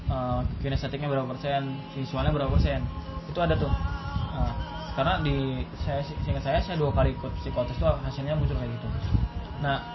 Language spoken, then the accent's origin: Indonesian; Subang, West Java, Indonesia; emang emang orang Sunda orang dari Subang saya biasa ngomong Sunda